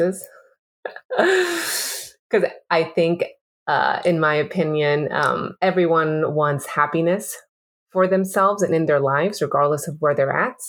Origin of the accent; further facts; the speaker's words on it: Peru; I'm from Peru